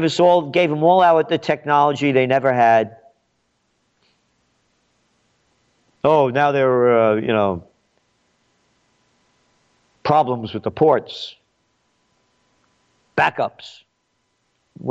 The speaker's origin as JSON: {"language": "English", "country": "United States", "said": "I'm an American. My blood is Italian. My heart is American."}